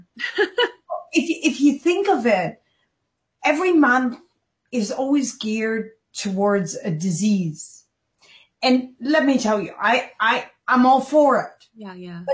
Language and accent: English; Pakistan; I was born in Pakistan, and I was born as a Muslim baby